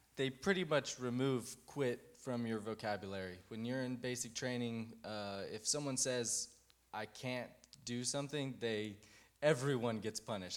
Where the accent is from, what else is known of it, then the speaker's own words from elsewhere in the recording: Fort Worth, Texas, United States; also born or lived in Colorado; I grew up here in Fort Worth